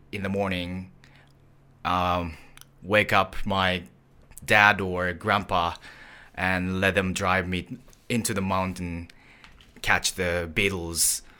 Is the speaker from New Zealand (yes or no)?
no; Tokushima, Japan; English is a second language; now in Tokyo, Japan; I now live in Tokyo, but okay. I'm originally from Tokushima in Shikoku Island.